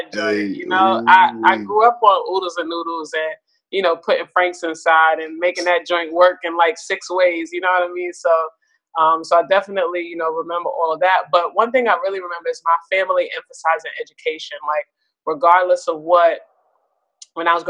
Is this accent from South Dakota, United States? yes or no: no; New York City, New York, United States; also born or lived in Queens, New York; I'm born and raised in Brooklyn, New York.